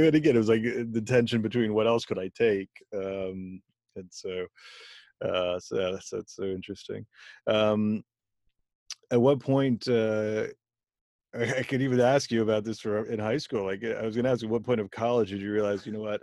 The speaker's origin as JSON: {"language": "English", "town": "Bethlehem", "region": "Pennsylvania", "country": "United States", "tie": "born or raised there", "also_born_or_lived": "Philadelphia", "said": "I went to high school in Bethlehem, Pennsylvania"}